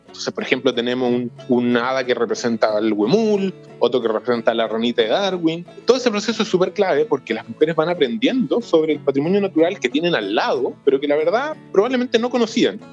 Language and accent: Spanish; Santiago, Santiago Metropolitan Region, Chile; also born or lived in Futrono / Los Ríos Region; yo nací en Santiago, estudié en Santiago